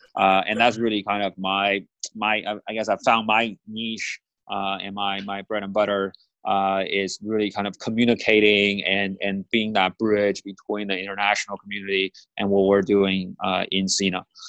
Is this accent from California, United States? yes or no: yes; Bay Area, California, United States; I grew up in the Bay Area